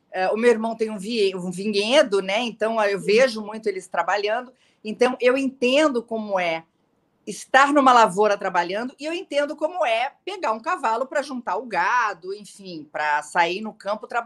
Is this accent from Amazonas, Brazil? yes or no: no; Porto Alegre, Rio Grande do Sul, Brazil; É, eu, eu sou gaúcha de Porto Alegre.